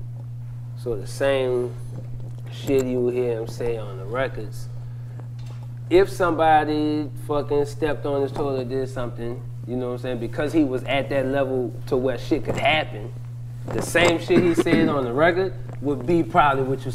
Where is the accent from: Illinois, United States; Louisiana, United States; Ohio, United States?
Louisiana, United States; New Orleans; I'm from the East. I'm from the East Side